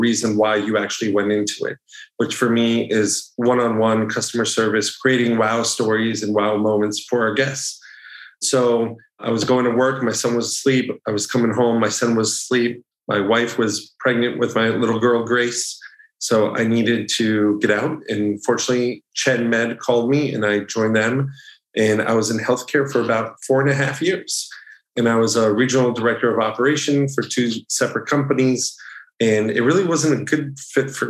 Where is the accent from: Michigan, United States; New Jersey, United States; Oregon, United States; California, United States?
New Jersey, United States; moved away as an adult; also born or lived in Ithaca, New York / Providence, Rhode Island / South Florida; I grew up in New Jersey.